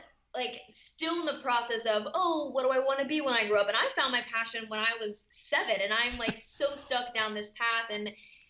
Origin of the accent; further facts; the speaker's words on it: California, United States; I am from Southern California.